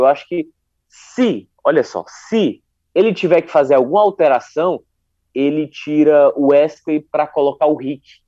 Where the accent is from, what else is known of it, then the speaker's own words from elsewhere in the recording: Northeast Region, Brazil; A Copa do Nordeste nos envaidece como nordestinos